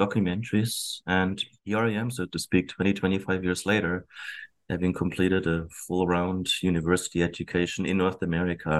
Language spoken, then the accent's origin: English; Germany; moved away as an adult; now in Abbotsford, Canada; I was born and raised in Germany.